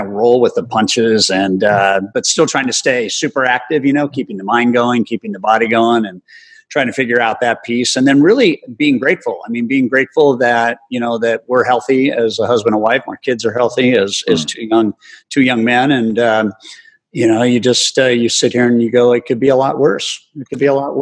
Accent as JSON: {"language": "English", "town": "La Jolla", "region": "California", "country": "United States", "tie": "born or raised there", "said": "growing up in La Jolla, California"}